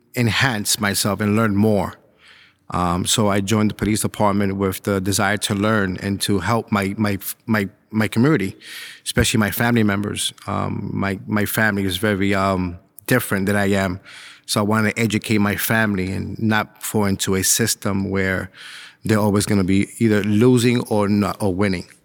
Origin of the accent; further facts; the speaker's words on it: New York City, New York, United States; moved away as an adult; now in Suffolk County, United States; I grew up in Spanish Harlem